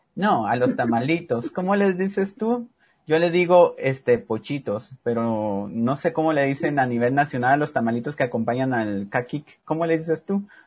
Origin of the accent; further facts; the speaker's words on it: Cobán, Alta Verapaz, Guatemala; yo soy de Cobán y allá tomamos mucho lo que se llama caquiqui